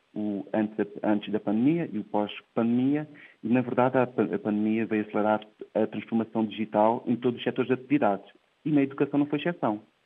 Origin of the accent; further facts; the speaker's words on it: Portugal; nasci numa terrinha no Ribatejo, no interior de Portugal, que se chama Coce